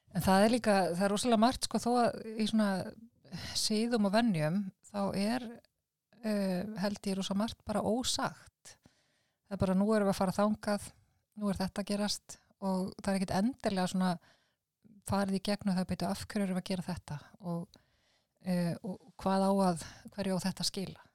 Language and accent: Icelandic; Iceland; við erum Íslandingar